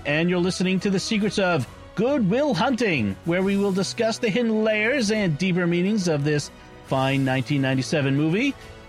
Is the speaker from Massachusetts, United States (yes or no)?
yes; Boston, Massachusetts, United States; accent: Boston; Father Chip and I are both from Boston, I was born in Boston.